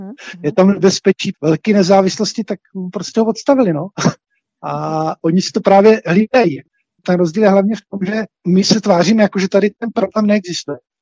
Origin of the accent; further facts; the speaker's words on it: Czechia; my Češi